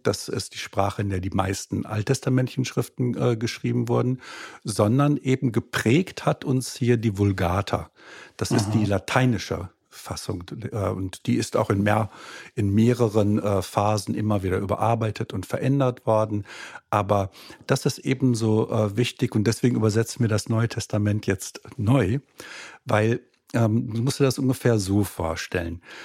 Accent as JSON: {"language": "German", "country": "Germany", "tie": "born or raised there", "also_born_or_lived": "Austria / Frankfurt", "said": "Ich bin gebürtiger Österreicher, aber äh, dann in Deutschland aufgewachsen"}